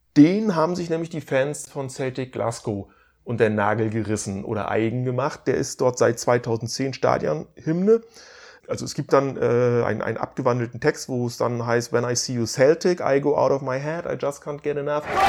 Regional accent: Stralsund, Mecklenburg-Vorpommern, Germany; born or raised there

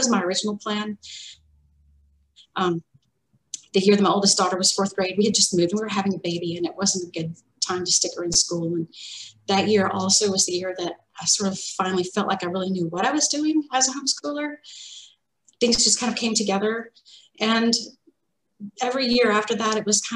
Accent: Arkansas, United States; So I grew up, I'm from Arkansas, and I grew up in a house that was right next to the woods

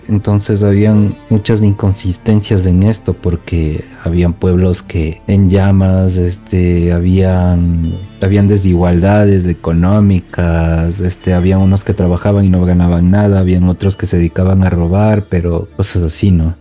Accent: Quito, Pichincha, Ecuador; Soy de Quito, Ecuador

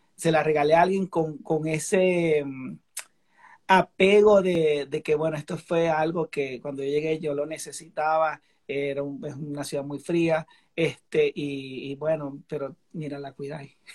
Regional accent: Venezuela; now in Chicago, United States

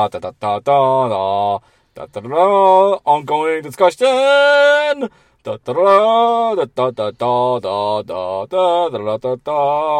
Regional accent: Boston, Massachusetts, United States; moved away; Your hometown. My hometown as well. I spent 20 years of my life there.

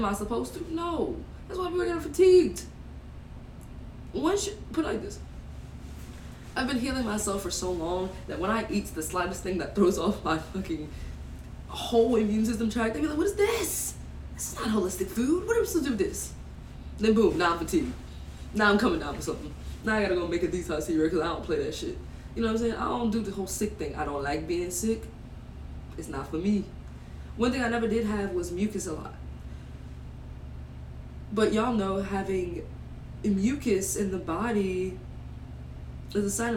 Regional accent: Louisiana, United States; I'm from Louisiana

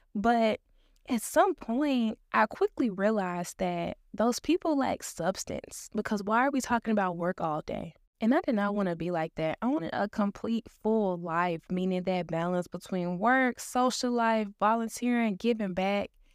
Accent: Dallas, Texas, United States; I was born and raised in Dallas, Texas

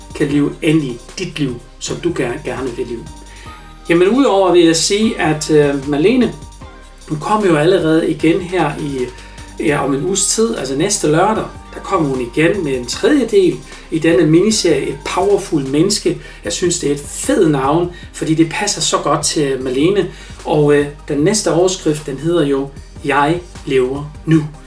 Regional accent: Germany; Danish is a second language; now in Denmark; som tysker

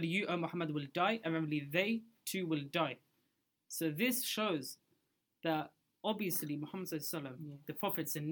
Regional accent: Pakistan; moved away; I'm from Pakistan

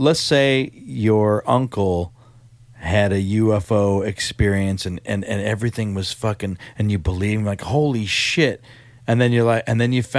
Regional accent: United States; me being American

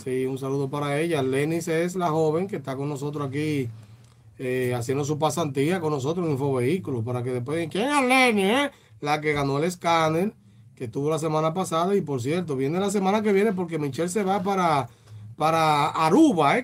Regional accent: Dominican Republic

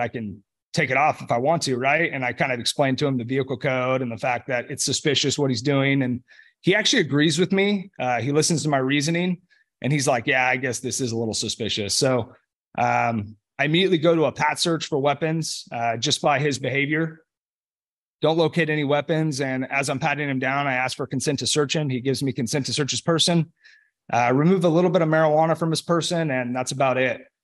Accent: Los Molinos, California, United States; I grew up in Northern California, um, about twenty minutes north of Sacramento in a community called Los Molinas

